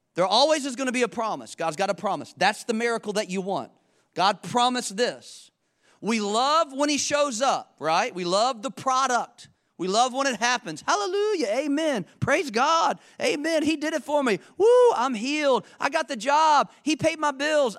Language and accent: English; Charlotte, North Carolina, United States; I'm from Charlotte.